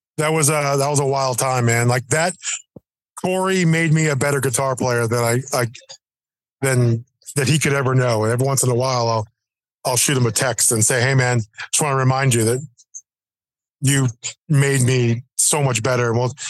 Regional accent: Boston, Massachusetts, United States; born there; also born or lived in New Jersey / Florida; I was born in Boston. Then we got transferred to New Jersey. Then we went from New Jersey to Florida.

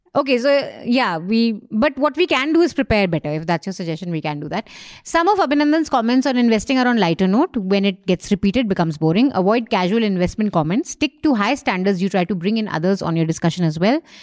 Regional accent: Dehradun, Uttarakhand, India; Dehradun, my hometown

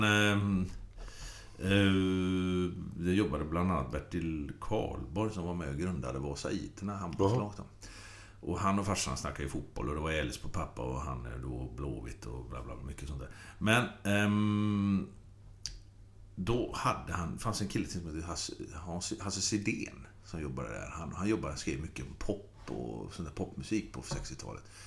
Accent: Gothenburg, Västra Götaland, Sweden; vi bodde där på Fjäringsgatan. Hisingen

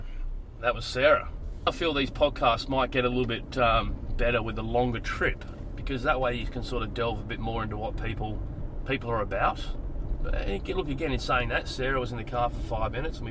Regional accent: Adelaide, South Australia, Australia; moved away as an adult; now in Sydney, Australia; So I grew up in Adelaide, but I have spent the last 18 years here in Sydney.

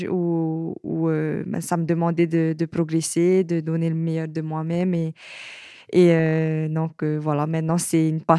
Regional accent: French Polynesia; j'ai 23 ans. Je suis de Tahiti et je suis surfeuse professionnelle. Euh, voilà, et je suis euh, actuellement sur Paris

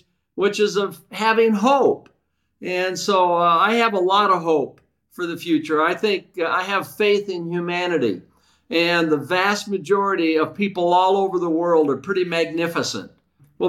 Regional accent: Vallejo, California, United States; I was raised in the San Francisco Bay Area.

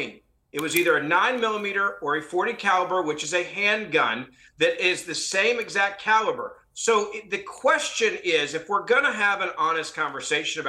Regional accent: Tennessee, United States; my home state of Tennessee

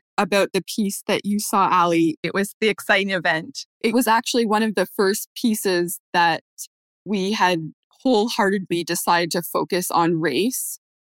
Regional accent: Canada; now in New York, United States; We're originally from Canada, so that's where we trained before coming to New York.

